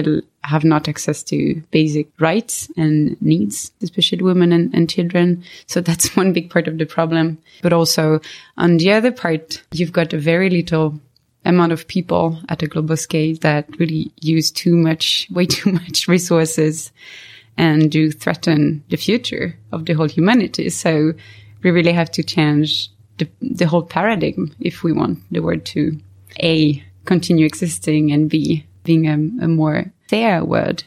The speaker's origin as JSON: {"language": "English", "country": "France", "tie": "born or raised there", "also_born_or_lived": "Sweden", "moved": "as an adult", "lives_now": "Stockholm, Sweden", "said": "I was born and raised in France. I'm in Sweden since 2010"}